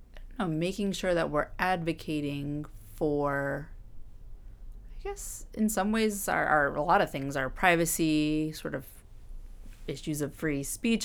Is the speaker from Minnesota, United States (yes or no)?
no; Orange, Virginia, United States; moved away as an adult; now in Washington, D.C., United States; I am from Virginia originally. Um, pretty, I'd say about two hours outside of Washington, D C, in Orange, which is a much more rural